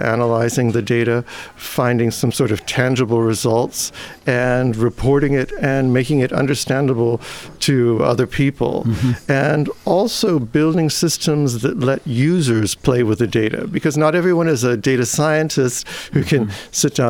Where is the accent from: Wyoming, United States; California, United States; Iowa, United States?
California, United States; moved away as an adult; also born or lived in Switzerland / Cambridge / Osaka, Japan; now in Indiana, United States; I was born in California